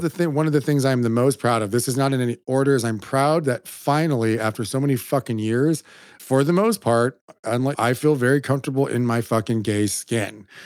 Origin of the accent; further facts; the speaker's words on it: California, United States; a Mexican from California